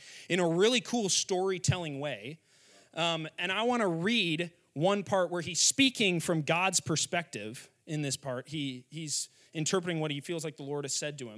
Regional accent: Wheaton, Illinois, United States; went to a high school in my hometown called Wheaton Academy

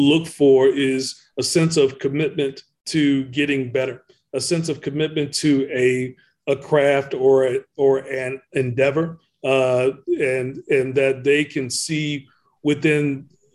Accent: Ettrick, Virginia, United States; growing up around Virginia State University, and it really is there in Ettrick, Virginia, which is where I come from.

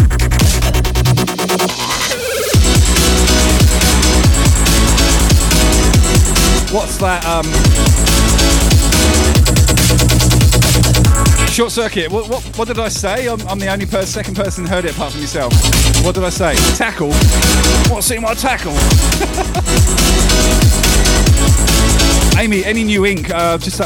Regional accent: Southampton, South East England, United Kingdom; moved away as an adult; now in Australia; I'm from Southampton, so we grew up about 50 miles from each other

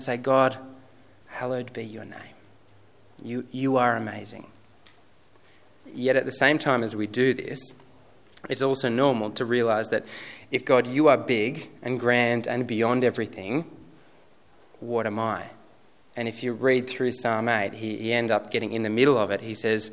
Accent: Sutherland Shire, New South Wales, Australia; moved away as an adult; now in Robertson, Australia; I grew up in the Sutherland Shire

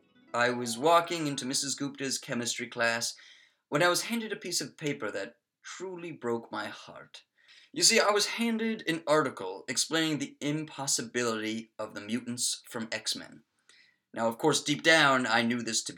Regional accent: Maryland, United States; from the great state of Maryland, USA.

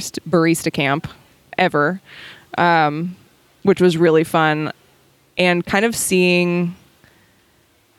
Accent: Ohio, United States; moved away as an adult; now in California, United States; I moved to California in 2007 from Ohio

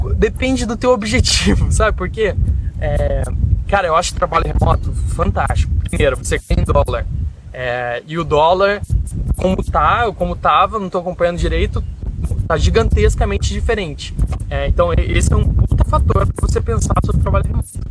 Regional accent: Curitiba, Paraná, Brazil; moved away; also born or lived in Rio de Janeiro; eu sou de Curitiba, o que eu aprendi me mudando de Curitiba para o Rio foi gigantesco.

